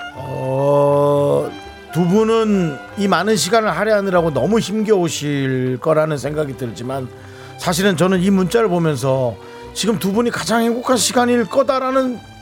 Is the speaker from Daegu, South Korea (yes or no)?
no; Gangwon, South Korea; accent: Gangwon dialect; 저한테는 다 강원도 사투리 물어보면